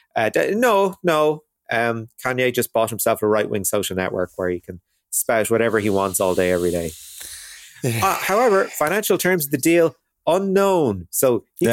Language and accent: English; Ireland; as Irish people